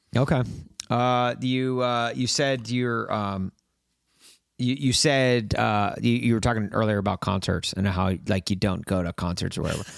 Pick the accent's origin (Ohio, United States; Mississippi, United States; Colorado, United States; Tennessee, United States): Tennessee, United States; Brentwood; moved away; also born or lived in Los Angeles, California; growing up in Nashville, having those connections to country music